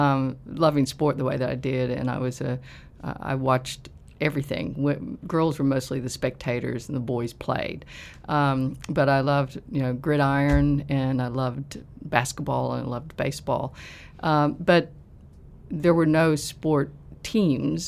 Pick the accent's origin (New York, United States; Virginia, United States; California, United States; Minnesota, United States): Virginia, United States; moved away as an adult; now in Melbourne, Australia; I grew up in the United States, and I was born in West Virginia in the coal fields there, and then moved across the border, but still the same mountain, into Virginia. So I spent my life in small towns and way up in the Appalachian Mountains